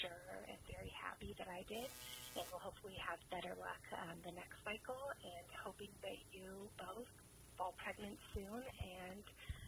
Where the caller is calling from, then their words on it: Los Angeles, California, United States; I'm calling you from Los Angeles. I just wanted to call in because I am 34 years old